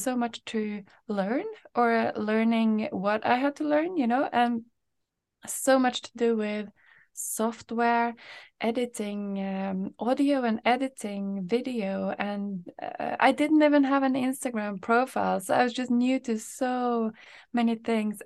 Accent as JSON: {"language": "English", "country": "Norway", "moved": "yes", "lives_now": "Sweden", "said": "I'm from Norway"}